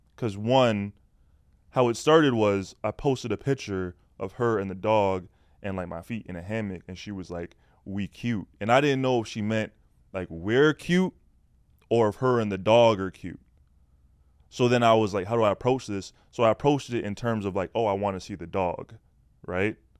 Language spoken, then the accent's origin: English; Canada; I'm Canadian